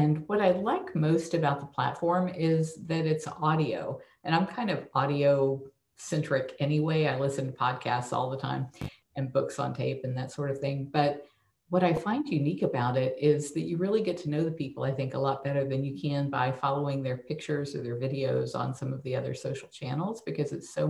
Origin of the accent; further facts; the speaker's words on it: Tampa, Florida, United States; also born or lived in San Antonio; I was born at the San Antonio Lackland Air Force Base, and we lived in San Antonio until I was about 3 years old. And then we moved back to Tampa, and we moved so many times.